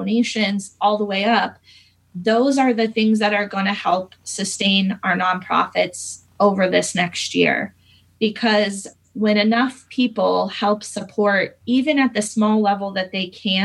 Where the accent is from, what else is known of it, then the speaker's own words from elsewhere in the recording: Fishers, Indiana, United States; I grew up in Fishers. I actually am a Hamilton Southeastern graduate. Lived here my whole life